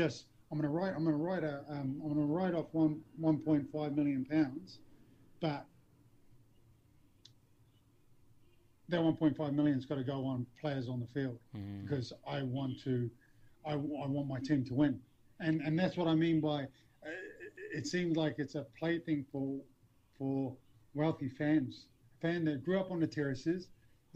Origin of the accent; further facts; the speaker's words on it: Auckland, New Zealand; moved away as an adult; also born or lived in Dewsbury, England; now in England, United Kingdom; I was brought up in Auckland